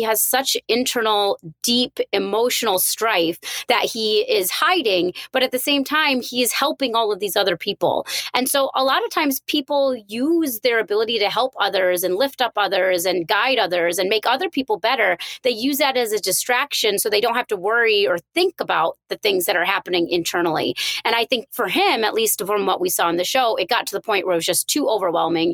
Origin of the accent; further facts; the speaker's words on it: India; I'm Indian